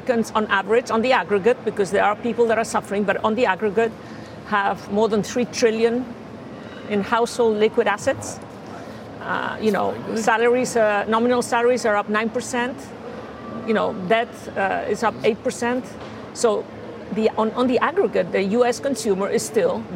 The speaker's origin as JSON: {"language": "English", "town": "Santander", "region": "Cantabria", "country": "Spain", "said": "we also sponsor the local football team in Cantabria, Santander, where I'm from."}